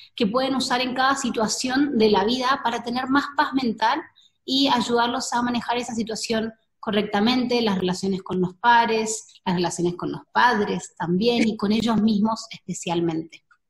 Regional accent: Argentina; moved away as an adult; now in Costa Rica; yo soy argentina, hace dos años que estoy viviendo en Costa Rica

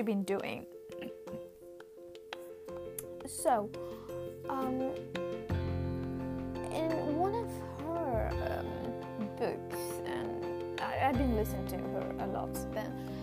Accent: India; I come from India, so we have a certain culture

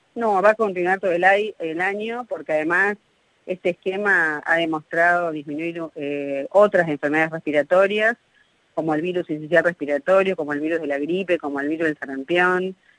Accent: Argentina; somos los latinos, los, argentinos

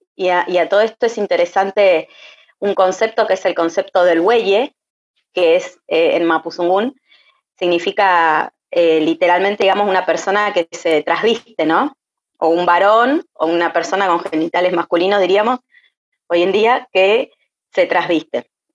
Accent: Buenos Aires, Argentina; moved away as an adult; also born or lived in La Pampa; now in Los Menucos, Argentina; nací y me crié en Buenos Aires, eh, y ahora actualmente vivo acá en los Menucos.

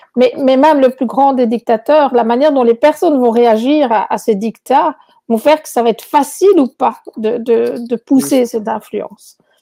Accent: Belgium; moved away as an adult; also born or lived in Chile; now in Quebec, Canada; à mon accent, vous verrez que je ne suis pas québécoise à l'origine. Donc, euh, je, viens de Belgique

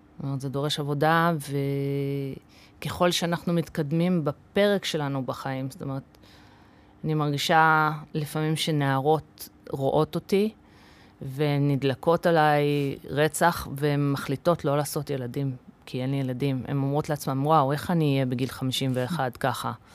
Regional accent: Kfar Saba, Central District, Israel; Hebrew is a second language; also born or lived in United States; וגדלתי בפנימייה, אבא שלי היה סגן אה, מנהל פנימייה בשטיינברג בכפר סבא

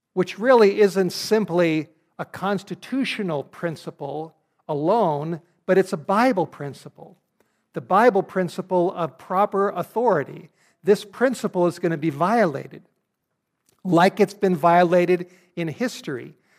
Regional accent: California, United States; California, my home state, where I grew up

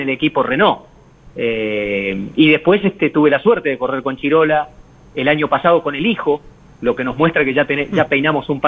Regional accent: Río Negro, Argentina; also born or lived in Córdoba, Argentina; Sí, he, vivido mucho en Córdoba, soy de, de, y Río Negro.

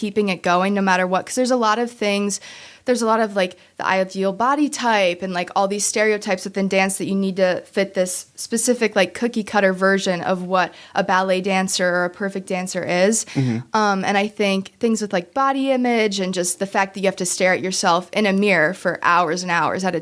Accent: Kenosha, Wisconsin, United States; I've grown up my entire life in Kenosha, been here always.

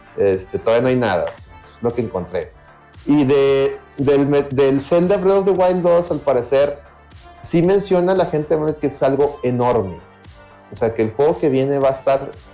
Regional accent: Monterrey, Nuevo León, Mexico; como buen regio

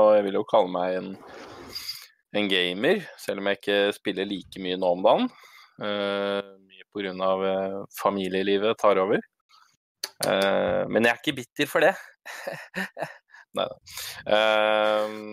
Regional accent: Tønsberg, Vestfold, Norway; now in Stokke, Norway; Jeg er også fra Tønsberg. Uh, bor dessverre i Stokke, ikke i Tønsberg.

